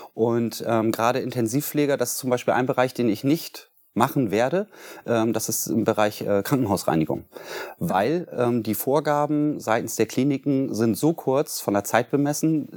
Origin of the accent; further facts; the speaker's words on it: Bremen, Germany; bin gebürtiger Bremer, in zweiter Generation